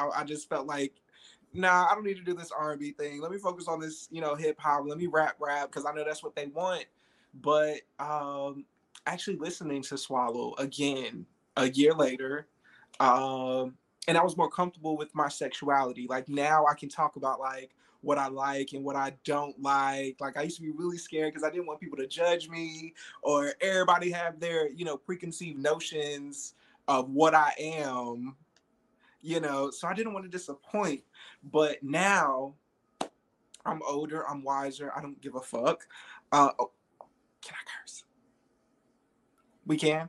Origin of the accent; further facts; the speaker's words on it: Fayetteville, North Carolina, United States; also born or lived in Miami, Florida; I'm originally from Miami, Florida, but I was raised in Fayetteville, North Carolina.